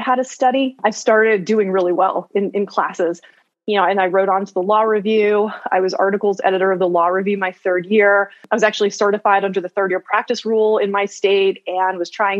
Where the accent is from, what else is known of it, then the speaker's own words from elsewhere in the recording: Chapel Hill, North Carolina, United States; also born or lived in Greensboro, North Carolina; I am from Chapel Hill, North Carolina, originally, and I work as a criminal defense attorney in Greensboro, North Carolina right now